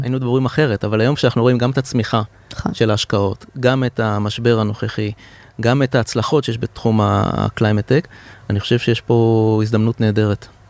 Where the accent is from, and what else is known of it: Israel